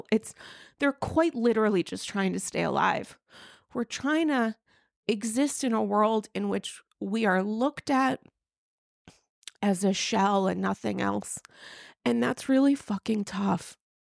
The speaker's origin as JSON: {"language": "English", "region": "New York", "country": "United States", "said": "being a New Yorker"}